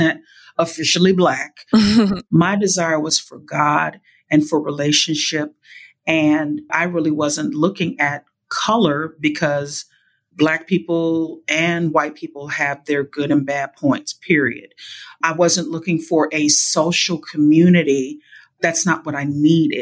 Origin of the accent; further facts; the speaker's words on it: New Orleans, Louisiana, United States; moved away; also born or lived in California; I was raised in New Orleans